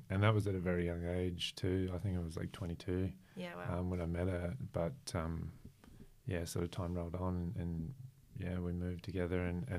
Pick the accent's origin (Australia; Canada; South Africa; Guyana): Australia; Brisbane, Queensland; moved away as an adult; also born or lived in Melbourne / Gold Coast; now in Sunshine Coast, Australia; So I'm Brisbane based boy. Yeah. We moved there from Melbourne when I was like three